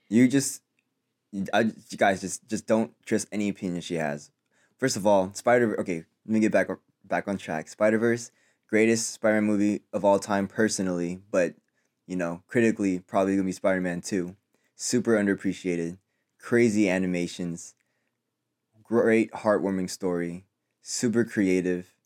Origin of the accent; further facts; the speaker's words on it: Philippines; I'm Filipino